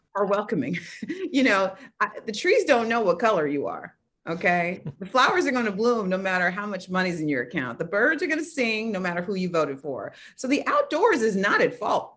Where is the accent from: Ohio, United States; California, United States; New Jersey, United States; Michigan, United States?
California, United States; Oakland; I grew up in Oakland, California